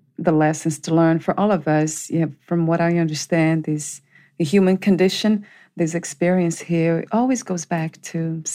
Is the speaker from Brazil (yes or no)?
yes; Brazil; I come from Brazil